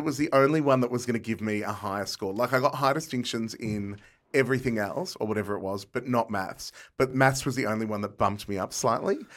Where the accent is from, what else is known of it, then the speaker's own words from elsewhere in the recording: Box Hill, Victoria, Australia; I grew up in Box Hill